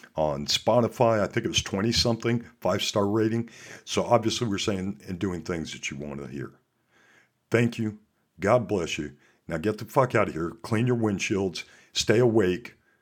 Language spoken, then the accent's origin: English; Montana, United States; also born or lived in Alaska; I'm from Montana, and I also worked up in Alaska.